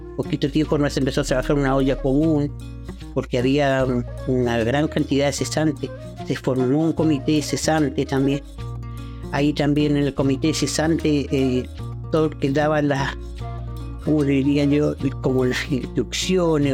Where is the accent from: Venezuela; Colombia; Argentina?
Argentina; Comodoro Rivadavia, Chubut; moved away; also born or lived in Castro / Coyhaique; Yo soy chilena, pero me crecí en Comodoro